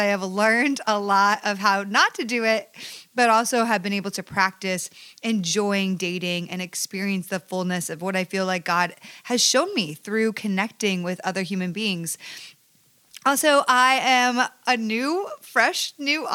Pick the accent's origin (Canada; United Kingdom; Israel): Canada; Ajax, Ontario; now in Los Angeles, United States; I am Canadian